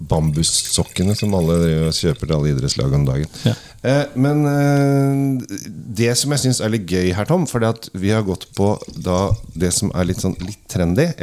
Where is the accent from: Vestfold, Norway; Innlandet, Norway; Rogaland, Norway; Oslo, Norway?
Oslo, Norway; men jeg er oppvokst på Sinsen. Oppvokst Sinsen, har godt forhold til det.